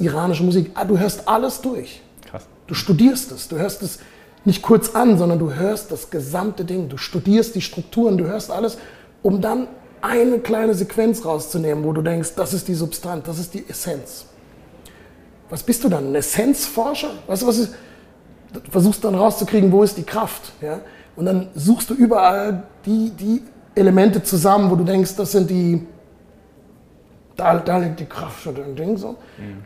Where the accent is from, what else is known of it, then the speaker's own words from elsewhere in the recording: Heidelberg, Baden-Württemberg, Germany; moved away as an adult; now in Zurich, Switzerland; Ich bin hier in Heidelberg aufgewachsen